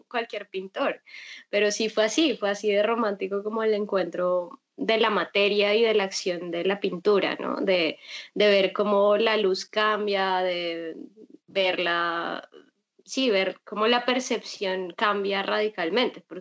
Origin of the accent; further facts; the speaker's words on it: Colombia; now in Bogotá, Colombia; vivo en Bogotá y yo además soy de provincia, ni siquiera soy bogotana